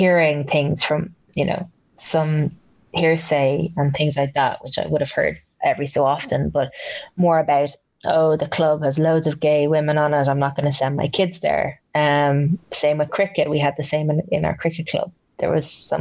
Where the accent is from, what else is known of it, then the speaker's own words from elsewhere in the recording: Ireland; I was living in Ireland, obviously, and growing up in Ireland